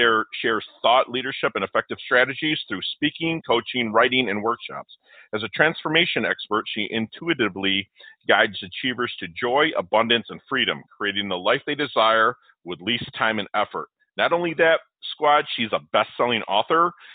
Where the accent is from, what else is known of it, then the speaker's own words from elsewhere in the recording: Detroit, Michigan, United States; now in Florida, United States; I'm from Detroit, and we moved down here to Florida.